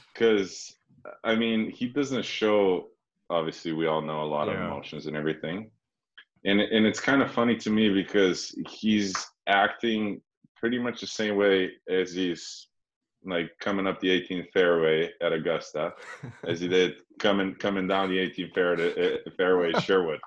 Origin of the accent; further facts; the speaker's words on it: Slovenia; moved away; also born or lived in Sweden; I'm from Slovenia